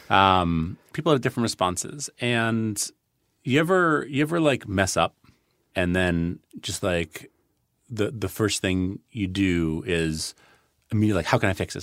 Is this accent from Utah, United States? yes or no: no; New York City, New York, United States; moved away as an adult; also born or lived in Boston; I grew up on the Upper West Side of Manhattan